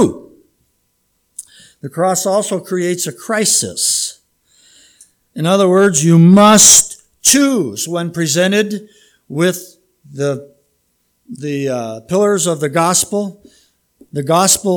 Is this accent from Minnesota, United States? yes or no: yes; Minnesota, United States; moved away; I have more cousins than Carter has little liver pills in Minnesota.